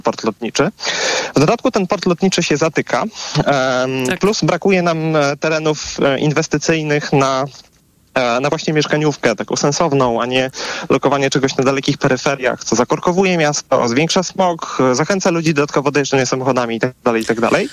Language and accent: Polish; Warsaw, Masovian Voivodeship, Poland; ja sam zresztą jestem osobą z Warszawy